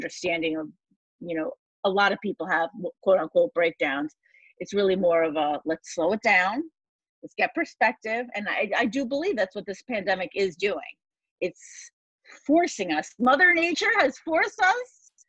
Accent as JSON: {"language": "English", "region": "New York", "country": "United States", "said": "2 days before 9/11, I am from New York. I was at Penn State University studying advertising"}